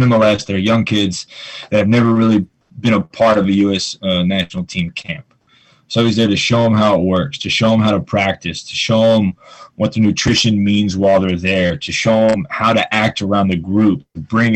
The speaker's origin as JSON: {"language": "English", "country": "United States", "said": "we're American."}